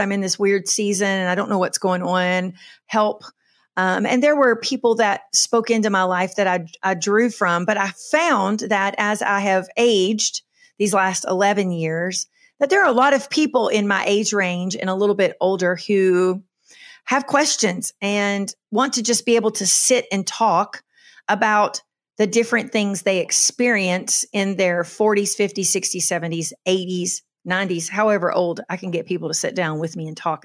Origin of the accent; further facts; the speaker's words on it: Kentucky, United States; moved away as an adult; also born or lived in Charleston, South Carolina; now in Western North Carolina, United States; I was born and raised in Kentucky on a farm